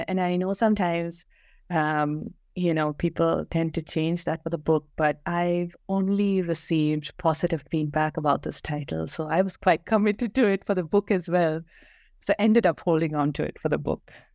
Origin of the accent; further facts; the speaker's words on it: Kerala, India; moved away as an adult; also born or lived in Bangalore; I grew up in Kerala, um, went to school there, um, and moved, um, to Bangalore